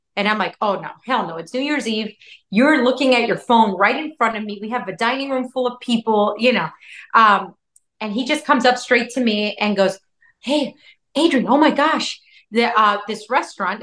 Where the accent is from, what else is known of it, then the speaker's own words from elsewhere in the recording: Chicago, Illinois, United States; now in Miami, United States; I was born in Chicago and everything. My parents are from Chicago.